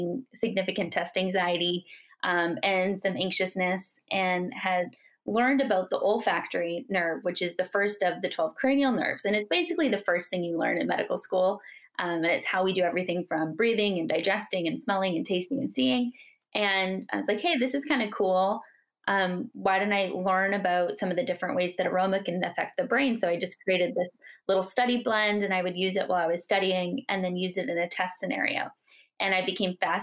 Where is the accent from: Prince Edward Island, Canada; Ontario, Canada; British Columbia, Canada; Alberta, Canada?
British Columbia, Canada; Metchosin; we grew up in Canada on an island off the coast of Vancouver called Vancouver Island